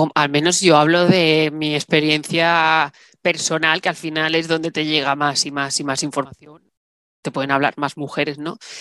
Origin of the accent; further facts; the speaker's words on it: Salou, Catalonia, Spain; moved away as an adult; now in Málaga, Spain; me fui a vivir a Málaga, yo soy de Salou